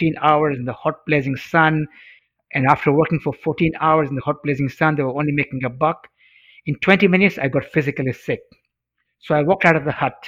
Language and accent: English; Mombasa, Mombasa County, Kenya; first language Swahili; English is a second language; I studied Swahili, which was my mother tongue in Africa